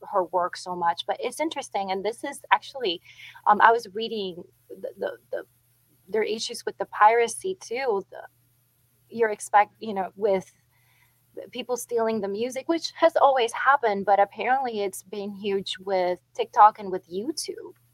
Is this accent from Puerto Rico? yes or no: yes; Puerto Rico; moved away; I grew up playing dominoes in Puerto Rico